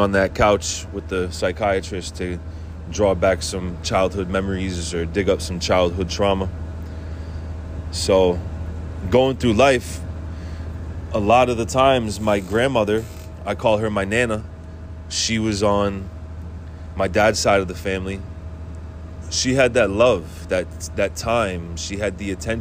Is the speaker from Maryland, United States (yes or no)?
no; Worcester, Massachusetts, United States; I grew up in Worcester, Massachusetts